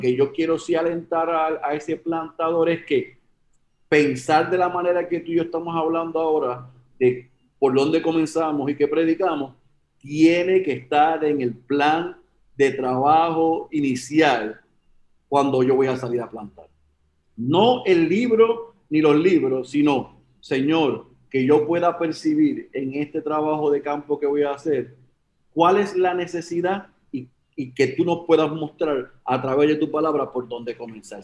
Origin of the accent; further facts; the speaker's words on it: Puerto Rico; moved away as an adult; also born or lived in Oklahoma, United States; yo, era, soy puertorriqueño, pero estoy en Estados Unidos